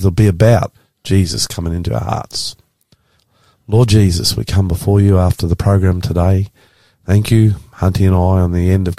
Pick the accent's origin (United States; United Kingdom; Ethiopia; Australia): Australia; I'm the Aussie pastor.